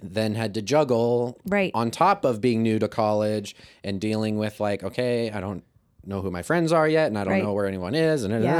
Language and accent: English; Kirksville, Missouri, United States; I'm from Kirksville. So yes. I've been around Truman since eighth grade.